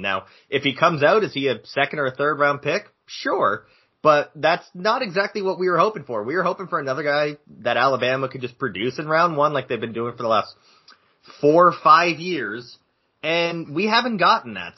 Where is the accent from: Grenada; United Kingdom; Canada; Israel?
Canada; I am Canadian